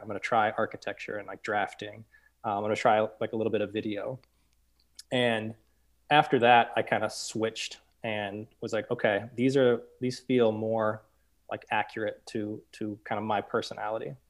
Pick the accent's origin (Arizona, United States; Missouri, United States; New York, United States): Missouri, United States; St. Louis; I was born and raised in Saint Louis, um, kind of North County